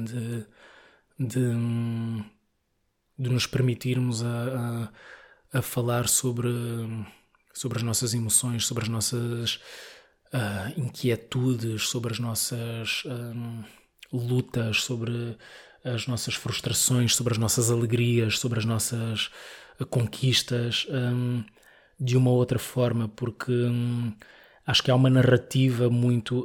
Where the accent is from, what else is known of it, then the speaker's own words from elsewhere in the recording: Mozambique; moved away as an adult; now in Lisbon, Portugal; eu gosto imenso de, de Moçambique, né? fui criado lá e gosto muito